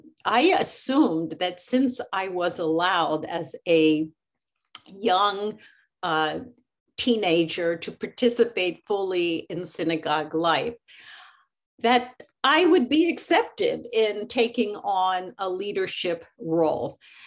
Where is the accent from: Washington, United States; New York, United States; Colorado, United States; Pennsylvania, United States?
Pennsylvania, United States; Philadelphia; I grew up in Philadelphia, and I belonged to Congregation Knesset Israel, okay, which was a Reform congregation